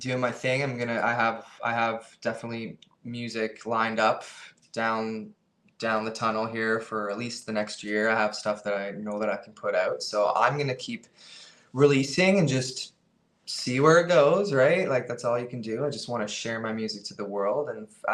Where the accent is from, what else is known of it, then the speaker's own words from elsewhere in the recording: Canada; we're a band from Canada